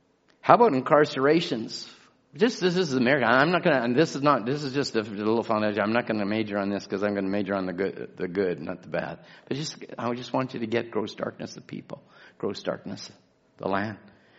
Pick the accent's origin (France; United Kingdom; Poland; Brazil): United Kingdom; England; now in Chilliwack, Canada; You can't identify with anything that is, I was brought up in England or came from England or the British.